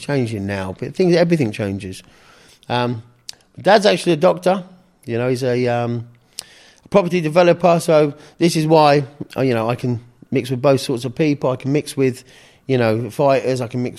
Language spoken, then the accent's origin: English; Canterbury, South East England, United Kingdom; moved away; also born or lived in Margate / Winchester; I was born in England. Which part? Down in Margate. So I was Canterbury originally.